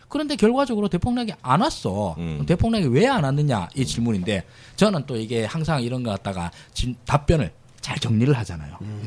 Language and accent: Korean; Daegu, South Korea; moved away; 저 이제 대구 출신인데 대구 아버지 어머니 사시는데